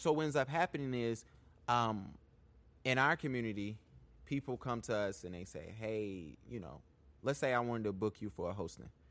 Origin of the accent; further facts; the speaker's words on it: Charlotte, North Carolina, United States; I'm from Charlotte. Born and raised.